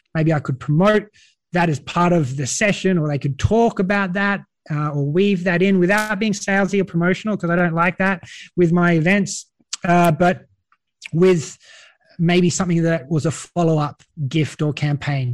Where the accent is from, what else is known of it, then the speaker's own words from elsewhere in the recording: Australia; accent: Australian; now in Europe; you might notice by my accent, I'm an Australian, an Aussie from down under